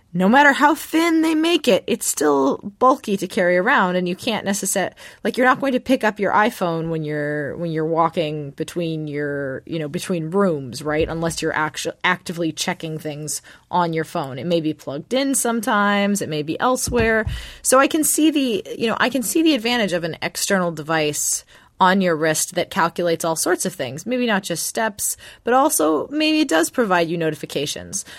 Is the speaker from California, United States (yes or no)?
yes; Los Angeles, California, United States; I had friends who lived in West Covina when I was growing up in Los Angeles